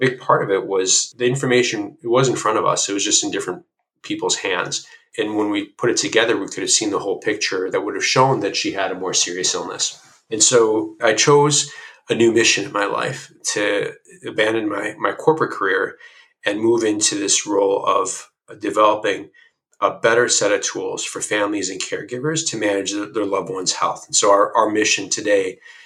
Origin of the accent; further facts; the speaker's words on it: Illinois, United States; moved away as an adult; also born or lived in Chicago; now in California, United States; I'm new to California, I'm originally from Illinois